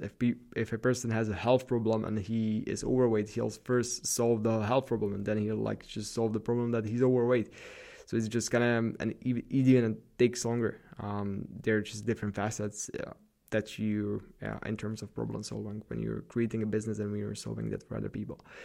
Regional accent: Slovakia; represent Slovakia, my home country

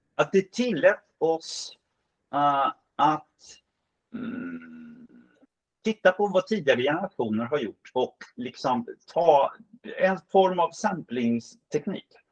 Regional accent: Stockholm, Stockholm County, Sweden; som stockholmare

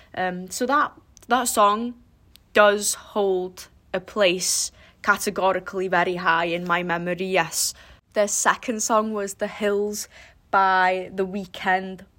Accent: Wales, United Kingdom

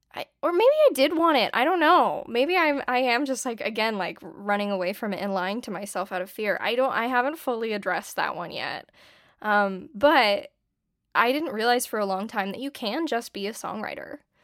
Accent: San Diego, California, United States; moved away as an adult; now in Los Angeles, United States; I grew up in San Diego, California, and I live in LA now.

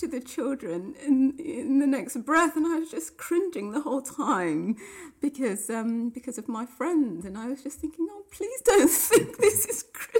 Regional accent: Nottingham, East Midlands, United Kingdom; now in London, United Kingdom; I'm originally from Nottingham, born and bred there. I grew up in a Christian family, brethren family in the brethren church

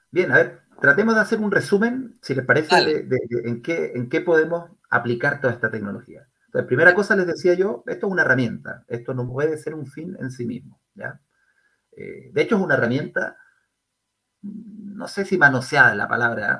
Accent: Concepción, Biobío, Chile; moved away; soy de Concepción, soy penquista, como, como probablemente muchos de los, auditores. Eh, nacido y criado en, nuestra Concepción

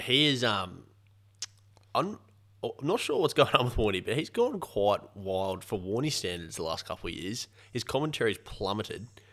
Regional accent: Australia; an Australian and cricket fan

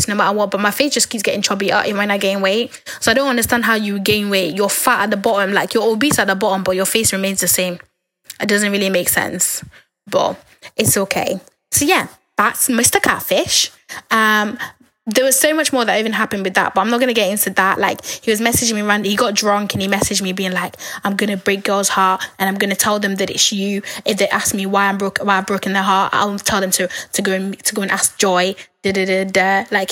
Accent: Nigeria; We're both Nigerian

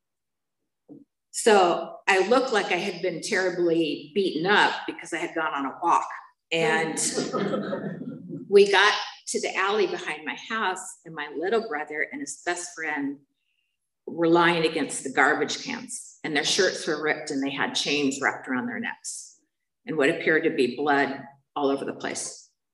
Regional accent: San Bernardino, California, United States; moved away; I'm from San Bernardino

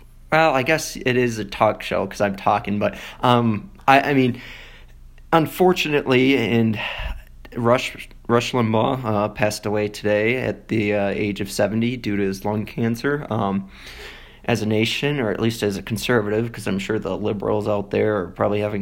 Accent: DeForest, Wisconsin, United States; moved away as an adult; now in Colorado Springs, United States; I was born in Wisconsin, more specifically DeForest.

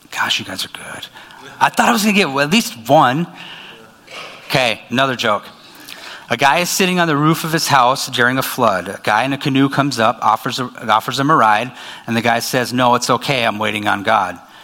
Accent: Minot, North Dakota, United States; moved away as an adult; also born or lived in Dickinson; now in Fargo, United States; I was born in Minot

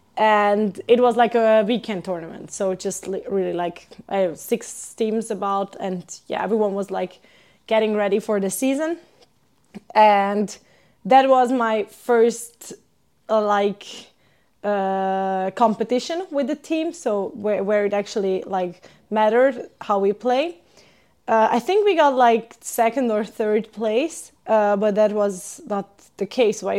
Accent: Hungary; moved away as an adult; also born or lived in Switzerland / Sweden; now in Finland; I'm from Hungary

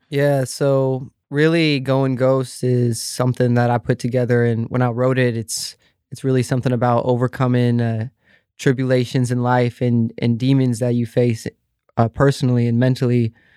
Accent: Vancouver, Washington, United States; I grew up in Vancouver, Washington

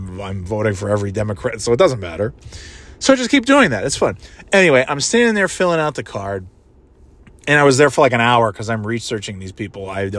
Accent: New York, United States; I'm from New York

